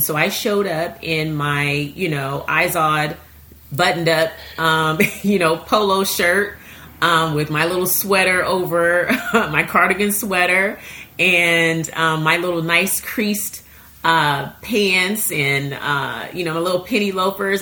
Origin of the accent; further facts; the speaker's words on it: Seattle, Washington, United States; I grew up in Seattle, Washington